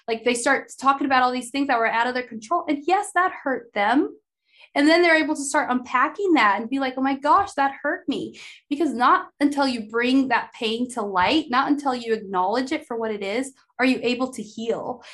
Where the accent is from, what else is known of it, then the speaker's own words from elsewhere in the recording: Idaho, United States; growing up in Idaho